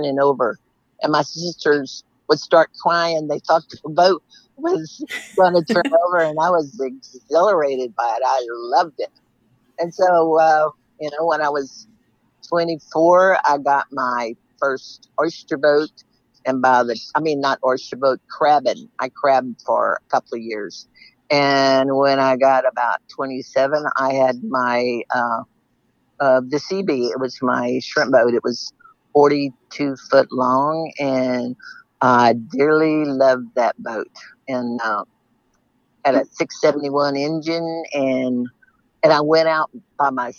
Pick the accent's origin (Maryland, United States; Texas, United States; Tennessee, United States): Texas, United States; Seadrift; I was born and raised in Sea Drift